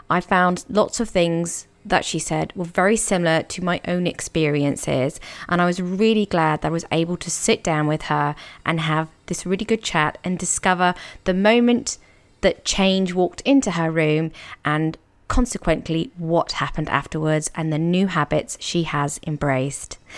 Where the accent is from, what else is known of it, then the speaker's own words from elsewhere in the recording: Exmouth, South West England, United Kingdom; also born or lived in Budleigh Salterton; I'm from Exmouth.